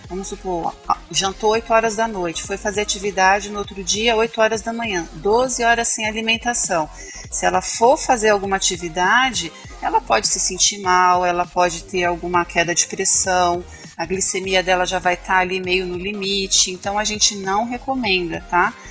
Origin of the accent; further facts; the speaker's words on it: Vila Velha, Espírito Santo, Brazil; Espírito Santo, Vila Velha, Espírito Santo